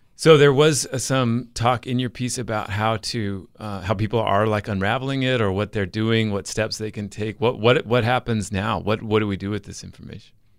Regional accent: Utah, United States; we had a hundred education course in eighth grade in Utah

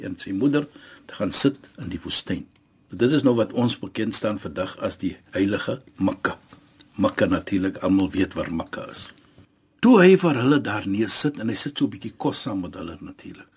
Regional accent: Western Cape, South Africa; ons as Suid-Afrikaners in ons in die Kaap

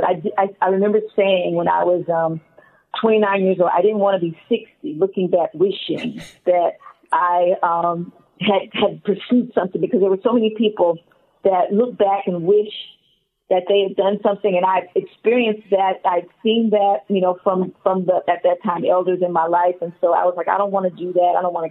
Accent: Atlanta, Georgia, United States; also born or lived in Alabama; I was born in Alabama. I'm very happy to be an Alabama girl, but raised in Atlanta from first grade on up, and so Atlanta's home.

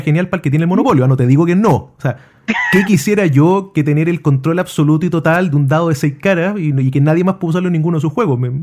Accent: Chile

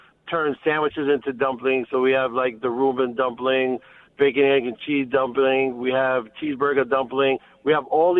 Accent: New York City, New York, United States; being a kid growing up in Brooklyn

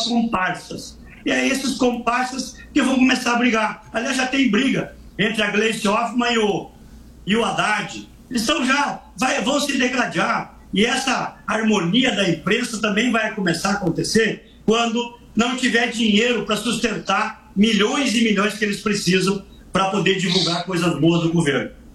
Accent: Soledade, Rio Grande do Sul, Brazil; lá em Soledade, na minha terra

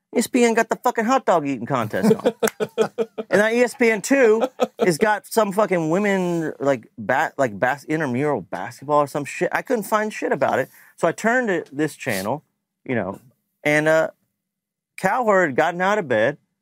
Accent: Lexington, Kentucky, United States; born or raised there; moved away as an adult; now in Nashville, United States

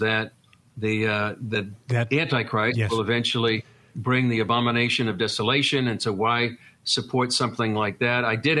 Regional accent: Lynn, Massachusetts, United States; accent: Boston; moved away as an adult; now in Israel; I'm from the Boston area, for those who are from that area as well. Actually, a place called Lynn, Massachusetts.

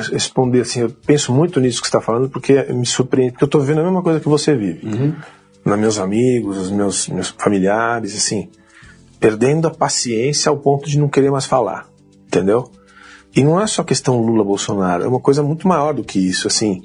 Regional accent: São Paulo, Brazil; Nasci aqui em São Paulo

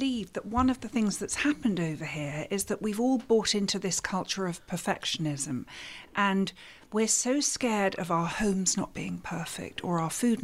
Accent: England, United Kingdom; growing up in England, we love curries in England

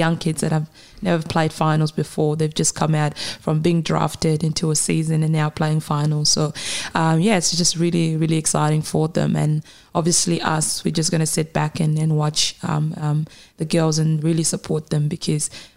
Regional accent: Kenya; also born or lived in South Sudan; now in Australia; I am a young South Sudanese woman who obviously is Australian now, but almost I'm also Kenyan. I grew up in Kenya for many years

